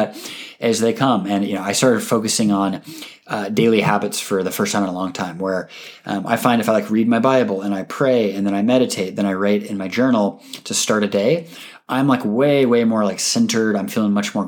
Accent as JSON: {"language": "English", "area": "Seattle", "region": "Washington", "country": "United States", "tie": "born or raised there", "said": "my hometown football team is calling me"}